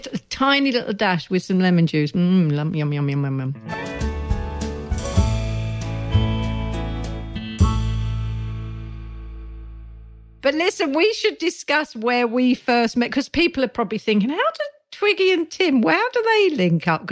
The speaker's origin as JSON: {"language": "English", "region": "London", "country": "United Kingdom", "said": "I'm from Neasden"}